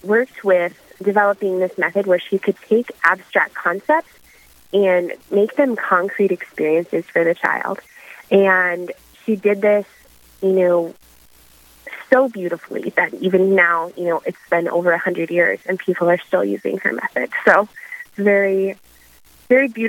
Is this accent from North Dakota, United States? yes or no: yes; Mandan, North Dakota, United States; also born or lived in Fargo, North Dakota; I grew up in Mandan, North Dakota